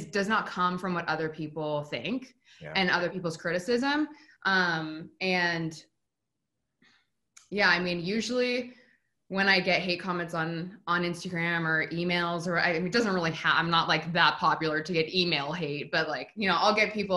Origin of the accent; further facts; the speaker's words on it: Spokane, Washington, United States; moved away; I'm originally from Spokane, Washington, which is a pretty small town